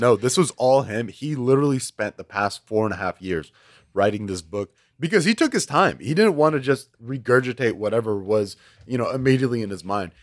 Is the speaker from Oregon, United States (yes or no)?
no; Houston, Texas, United States; I was born and raised in Houston